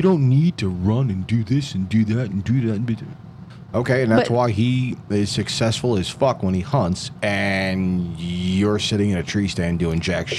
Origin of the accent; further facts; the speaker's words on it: New York, United States; we're from New York.